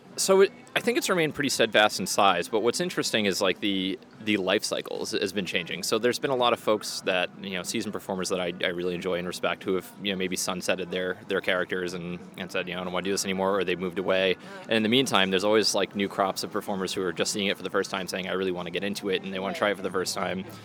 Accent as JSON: {"language": "English", "town": "Worcester", "region": "Massachusetts", "country": "United States", "tie": "born or raised there", "lives_now": "Boston, United States", "said": "my hometown"}